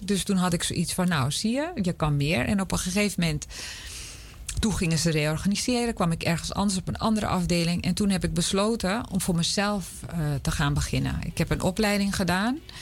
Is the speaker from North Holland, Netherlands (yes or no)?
yes; Amsterdam, North Holland, Netherlands; ik ben in Amsterdam opgegroeid